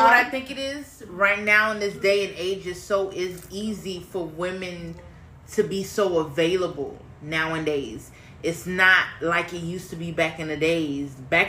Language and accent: English; Miami, Florida, United States; I'm from Miami